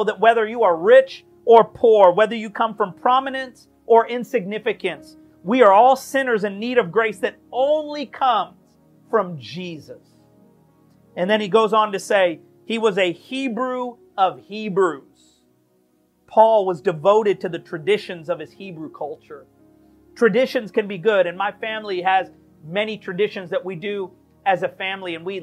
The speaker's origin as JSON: {"language": "English", "country": "United States", "said": "we are Americans"}